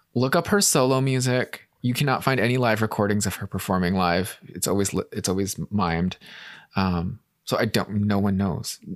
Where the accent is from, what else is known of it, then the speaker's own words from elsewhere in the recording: United States; as an American